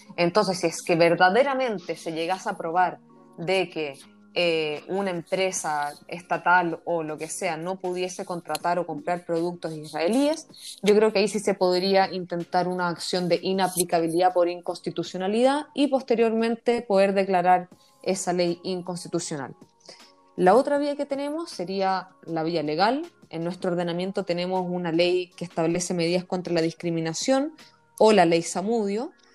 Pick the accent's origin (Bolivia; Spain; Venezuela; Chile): Chile; como judía chilena